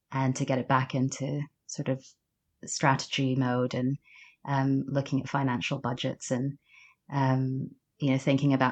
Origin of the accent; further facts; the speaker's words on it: Sudan; born there; accent: Mid Atlantic; also born or lived in Uganda; But I um, grew up around um, different countries in Africa. So I was born in Sudan, um, and my mother is South Sudanese, and my father was English.